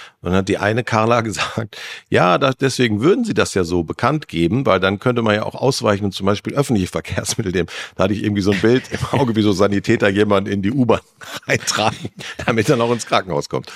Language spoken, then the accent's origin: German; North Rhine-Westphalia, Germany; ich bin in NRW aufgewachsen